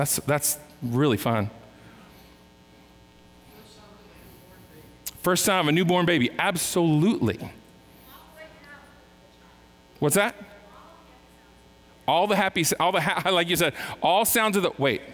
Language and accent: English; California, United States; I was born in California